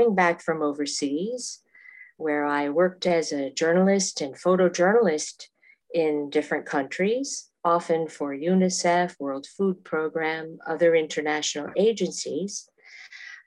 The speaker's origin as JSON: {"language": "English", "region": "Massachusetts", "country": "United States", "also_born_or_lived": "Africa / Asia / South America", "moved": "as an adult", "said": "I am originally from Massachusetts, and I still consider that my home. I live there now as well"}